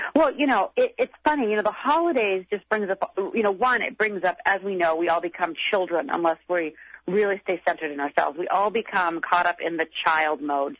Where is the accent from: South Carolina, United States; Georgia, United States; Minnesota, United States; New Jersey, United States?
Minnesota, United States; I'm from Minnesota